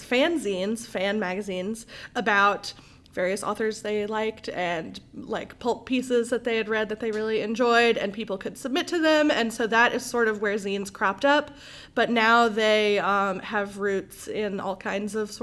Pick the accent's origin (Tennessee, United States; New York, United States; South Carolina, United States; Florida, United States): Tennessee, United States; Memphis; moved away as an adult; now in Jackson, United States; that's what brought me to Jackson. I'm from Memphis originally.